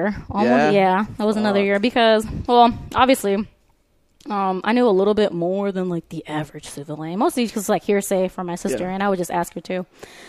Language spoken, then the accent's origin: English; South Florida, United States; moved away; also born or lived in California; I always pull up my old little house that I grew up in Florida. I live in the ghetto, like for real.